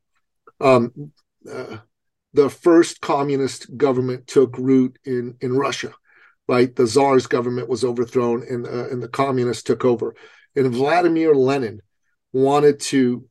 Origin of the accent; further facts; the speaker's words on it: Iran; moved away; I come from a traditional society. I come from Iran